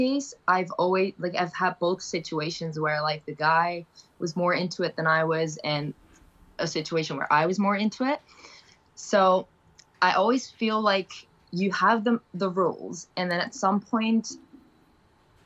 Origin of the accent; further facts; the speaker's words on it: Amsterdam, North Holland, Netherlands; I'm from Amsterdam